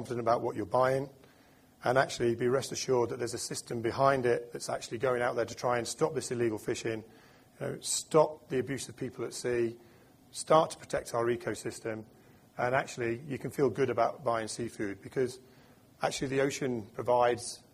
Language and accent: English; United Kingdom; I'm British